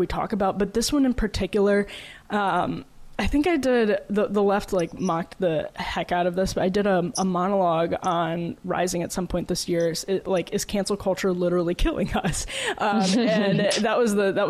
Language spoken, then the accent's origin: English; Wisconsin, United States; I'm from Wisconsin